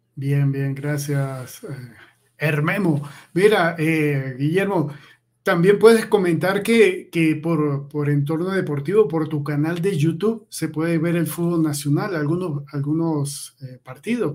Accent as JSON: {"language": "Spanish", "town": "Maracaibo", "region": "Zulia", "country": "Venezuela", "said": "yo también soy maracucho."}